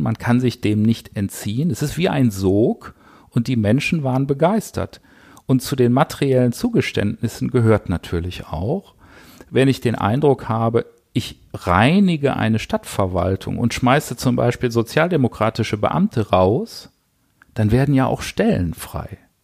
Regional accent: Düsseldorf, North Rhine-Westphalia, Germany; als Düsseldorfer

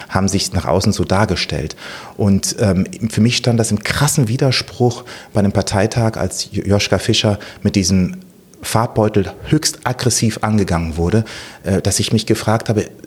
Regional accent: Bonn, North Rhine-Westphalia, Germany; Ich komme ursprünglich aus Tansania. Meine Eltern waren Diplomaten. Bin infolgedessen in Bonn geboren, 1970 und ähm, war in den ersten Jahren immer exterritorial, wie man so schön sagt, hier in Deutschland.

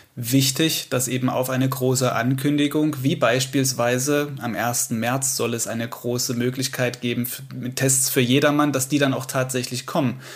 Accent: Saxony, Germany; hier bei uns in Sachsen

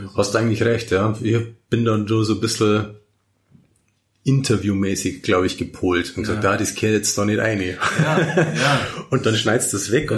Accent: Simbach am Inn, Bavaria, Germany; in Niederbayern und gerade in der Region, wo ich aufgewachsen bin

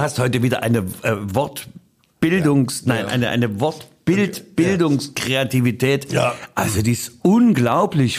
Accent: East Germany, Germany; bei uns in der DDR

